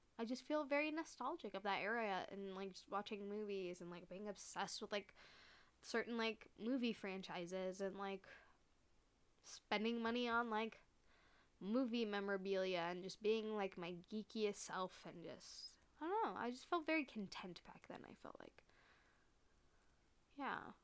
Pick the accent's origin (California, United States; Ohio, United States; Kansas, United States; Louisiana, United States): California, United States; Bay Area; we're both from the Bay Area